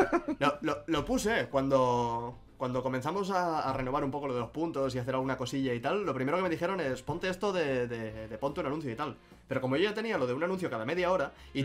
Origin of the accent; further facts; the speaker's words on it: Catalonia, Spain; siendo yo catalán y habiendo visto Doraemon en catalán toda la vida